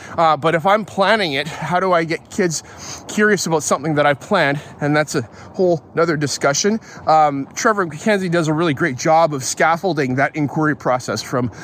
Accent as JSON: {"language": "English", "town": "Calgary", "region": "Alberta", "country": "Canada", "tie": "born or raised there", "moved": "yes", "lives_now": "Abbotsford, Canada", "said": "I grew up in Calgary, love it, but I'm here now in Abbotsford"}